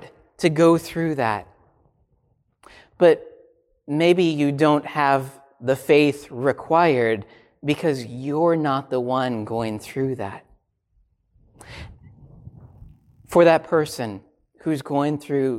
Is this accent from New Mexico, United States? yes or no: no; Minnesota, United States; I grew up in Minnesota